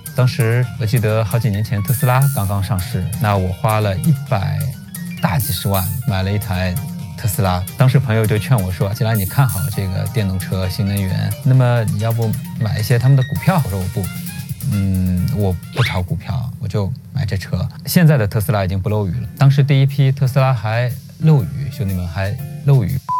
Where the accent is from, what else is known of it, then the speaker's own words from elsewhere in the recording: Jinshan District, Shanghai, China; 就在我的故乡，我老家金山区